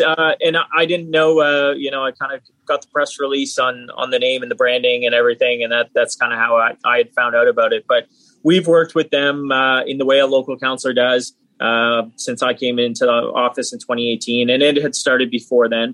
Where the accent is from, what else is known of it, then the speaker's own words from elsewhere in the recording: Hamilton, Ontario, Canada; I grew up in Hamilton as well